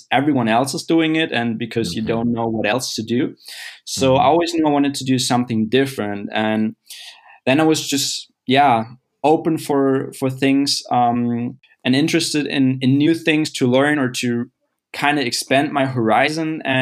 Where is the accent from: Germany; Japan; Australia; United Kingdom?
Germany; Hamburg; I've been growing up in the north of Germany, Hamburg, actually, and I'm still living here.